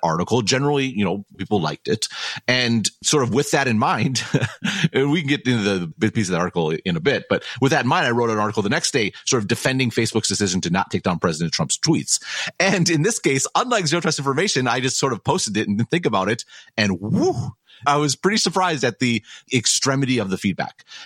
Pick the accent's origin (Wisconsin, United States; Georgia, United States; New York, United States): Wisconsin, United States; Madison; I grew up in Madison in this beautiful city